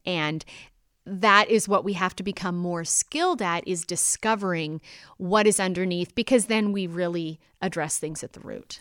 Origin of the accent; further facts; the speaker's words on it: Canada; my own experience as a Canadian